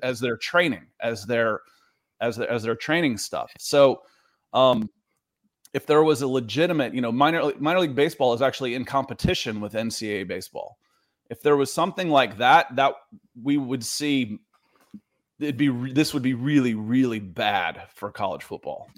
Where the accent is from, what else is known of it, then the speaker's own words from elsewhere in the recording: Georgia, United States; moved away as an adult; also born or lived in Ohio / Los Angeles; I grew up in Georgia. I lived in L A for ten years, uh, and then I'm back here in Georgia